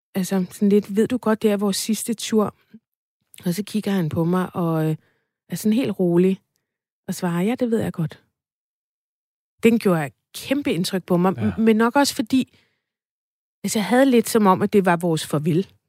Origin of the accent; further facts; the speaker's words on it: Farum, Capital Region of Denmark, Denmark; Jeg voksede op i Farum i området, der hedder Stavnsholm